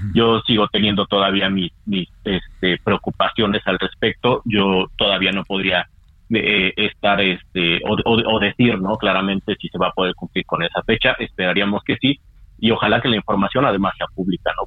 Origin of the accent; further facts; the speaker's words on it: Mexico; como sociedad mexicana